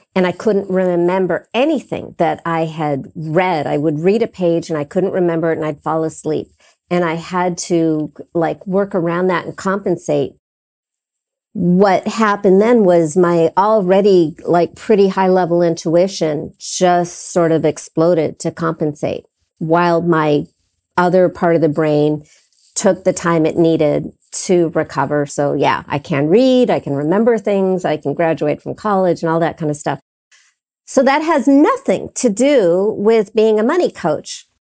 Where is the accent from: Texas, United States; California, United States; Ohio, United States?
California, United States; Los Angeles; I was living across the street from Gardner Street School, public elementary school that Michael Jackson went to.